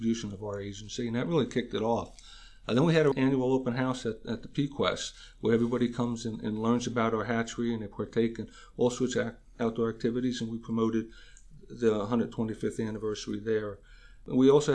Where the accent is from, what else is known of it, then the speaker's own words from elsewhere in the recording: Union County, New Jersey, United States; also born or lived in Hunterdon County, New Jersey; Here in New Jersey. I grew up in Union County and have been a lifelong resident